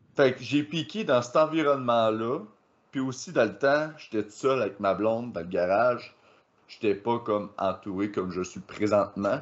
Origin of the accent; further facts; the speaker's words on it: KRTB, Quebec, Canada; au KRTB dans mon patelin